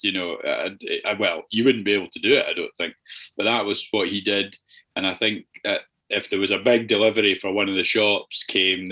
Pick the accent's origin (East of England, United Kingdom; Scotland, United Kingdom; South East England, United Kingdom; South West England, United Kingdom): Scotland, United Kingdom; Iona; also born or lived in Edinburgh / Australia; I was born in Edinburgh, but my mum and dad were living on Iona at the time, so they just went to Edinburgh to have me